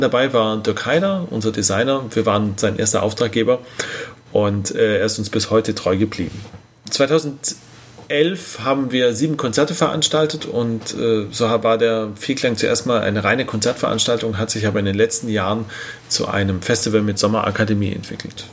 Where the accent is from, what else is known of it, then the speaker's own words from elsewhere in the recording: Tübingen, Baden-Württemberg, Germany; in unserer wunderschönen Heimatstadt, wir kommen beide aus Tübingen